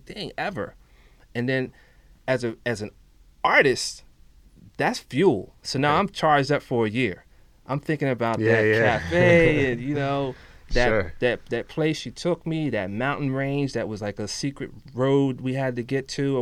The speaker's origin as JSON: {"language": "English", "country": "United States", "said": "we're coming from the States"}